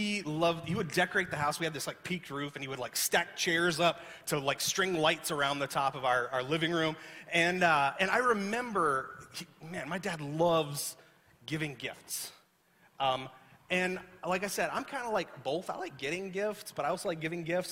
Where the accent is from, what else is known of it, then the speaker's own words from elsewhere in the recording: the South, United States; moved away; I grew up in the South where it's hot and humid.